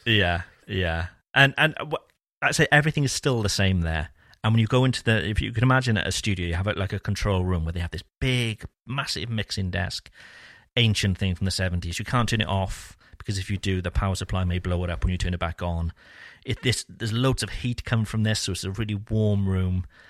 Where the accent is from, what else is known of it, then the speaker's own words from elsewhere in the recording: Cardiff, Wales, United Kingdom; moved away as an adult; now in France; growing up in Cardiff